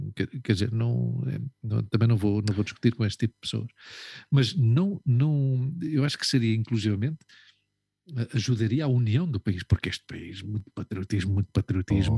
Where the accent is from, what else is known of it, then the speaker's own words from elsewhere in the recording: Lisbon, Portugal; moved away; eu nunca digo que sou de Portugal, eu digo que sou de Lisboa